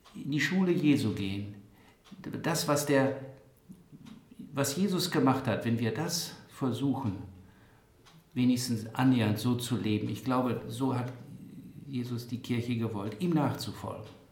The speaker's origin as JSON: {"language": "German", "town": "Bockhorn", "region": "Lower Saxony", "country": "Germany", "tie": "born or raised there", "said": "Ich selber bin ja in Bockhorn geboren"}